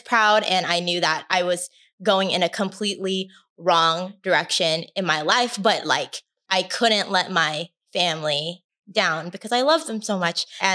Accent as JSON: {"language": "English", "town": "Anaheim", "region": "California", "country": "United States", "tie": "born or raised there", "said": "I grew up in Anaheim. And Anaheim is in Orange County"}